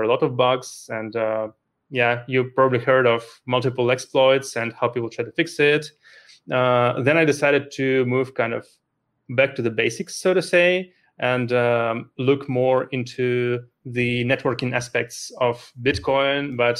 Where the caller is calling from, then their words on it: Luxembourg; Calling in from Luxembourg, a small country in the middle of Europe.